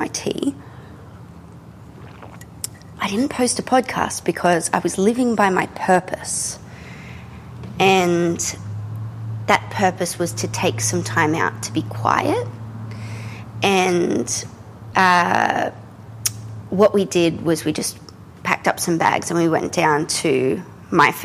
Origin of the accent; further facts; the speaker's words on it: Australia; I'm an Australian contemporary painter